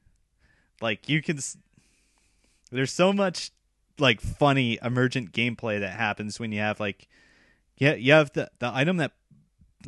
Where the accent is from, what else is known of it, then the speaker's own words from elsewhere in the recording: United States; now in Japan; I used to go over to Portland every now and then because it was close to my hometown